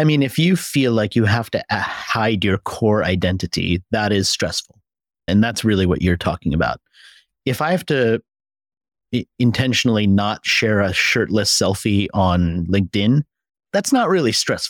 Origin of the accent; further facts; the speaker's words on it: United States; moved away; So the first thing I removed from my language when I came from America was I no longer said dollar, I said dollar.